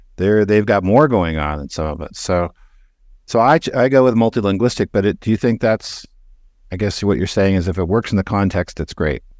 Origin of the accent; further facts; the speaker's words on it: Canada; moved away; So I grew up in Canada. I'm a dual citizen.